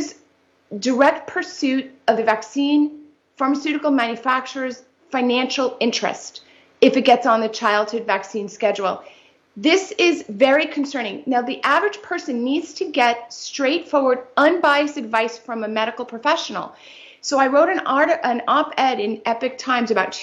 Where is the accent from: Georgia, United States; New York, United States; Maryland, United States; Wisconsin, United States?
New York, United States; New York City; I'm a native New Yorker